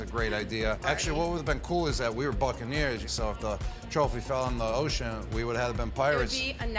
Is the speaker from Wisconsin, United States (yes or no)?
no; Buffalo, New York, United States; You know I'm from Buffalo, Camille.